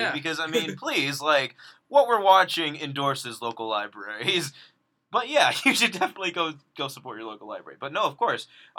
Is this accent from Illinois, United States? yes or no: yes; Carol Stream, Illinois, United States; I'm from Carroll Stream.